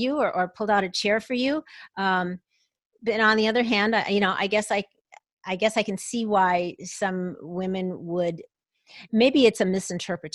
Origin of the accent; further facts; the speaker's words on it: Minneapolis–Saint Paul, Minnesota, United States; moved away as an adult; also born or lived in Atlanta, Georgia; I was born and raised in the Twin Cities in Minnesota